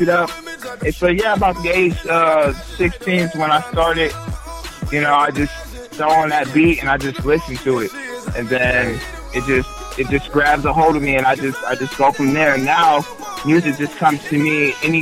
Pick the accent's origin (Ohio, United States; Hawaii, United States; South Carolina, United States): Ohio, United States; Delaware; now in Columbus, United States; originally I was from Delaware, Ohio, and everybody in Delaware knows me